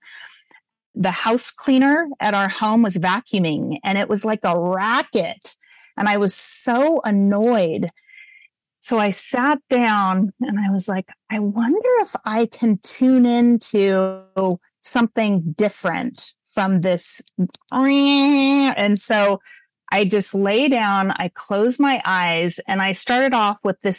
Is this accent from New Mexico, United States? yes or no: no; Montecito, California, United States; I'm a white girl growing up in Montecito